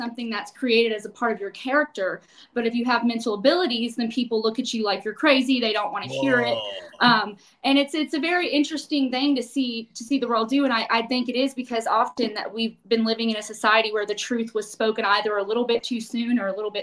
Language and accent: English; Nashville, Tennessee, United States; moved away; I actually was born where Scott now currently lives, Nashville, Tennessee.